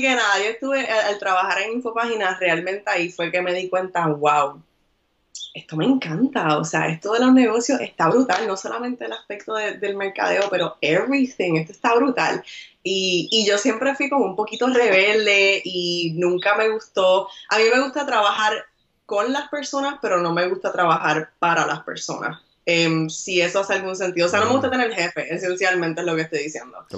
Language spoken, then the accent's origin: Spanish; Puerto Rico; moved away as an adult; now in New York, United States; soy boricua de pura cepa, nací y criada en Puerto Rico